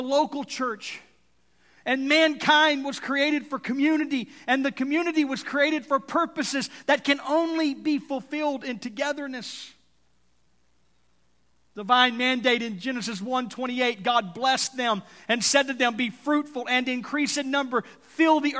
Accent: Texas, United States; now in Tulsa, United States; I'm from Texas

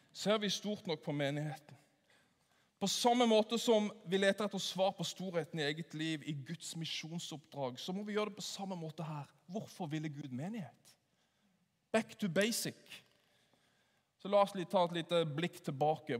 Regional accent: Sørlandet, Norway; Jeg er jo sørlending, så jeg sier 'åssen går det?'

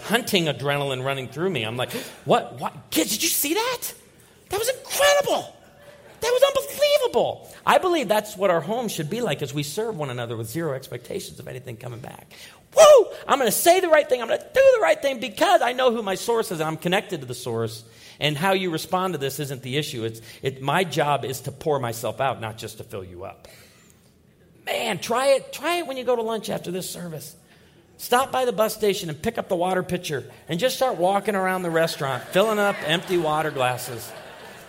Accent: Naperville, Illinois, United States; I grew up outside of Naperville, Illinois. I was born in Naperville, Illinois

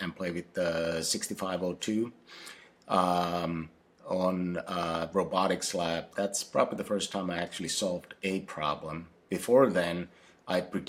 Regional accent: Finland; English is a second language; now in Seattle, United States; I grew up in Finland

